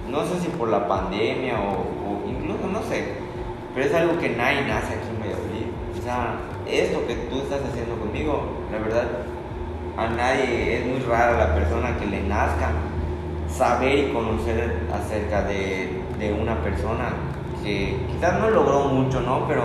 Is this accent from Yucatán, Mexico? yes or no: yes; Valladolid, Yucatán, Mexico; no quedarme acá en Valladolid porque ah, soy la estrellita de Valladolid